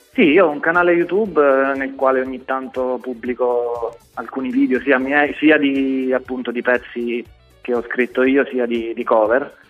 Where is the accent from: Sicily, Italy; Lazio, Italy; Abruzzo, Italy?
Abruzzo, Italy; Rocca San Giovanni; also born or lived in Lanciano; io sono, sono, abruzzese, sono di Lanciano, però io sono cresciuto nei primi anni a Rocca San Giovanni, che è un paese vicino